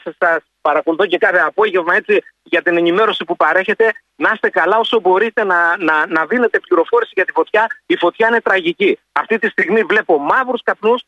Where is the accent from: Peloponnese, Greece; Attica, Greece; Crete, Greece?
Peloponnese, Greece; Neapoli; now in Saronida, Greece; κατάγομαι από την Νεάπολη Λακωνία